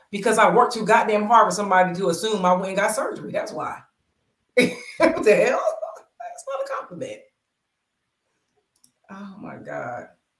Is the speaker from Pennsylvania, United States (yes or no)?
yes; Pennsylvania, United States